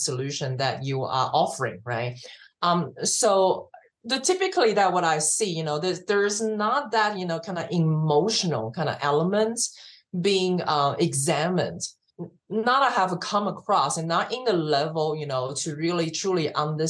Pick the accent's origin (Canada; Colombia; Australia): Australia; also born or lived in Taiwan; now in United States; I'm Asian, but I was born in Taiwan, but, I grew up in Australia